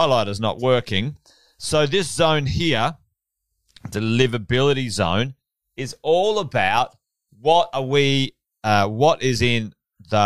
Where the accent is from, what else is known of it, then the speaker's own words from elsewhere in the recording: Charters Towers, Queensland, Australia; moved away; I grew up in Charters Towers, just around the corner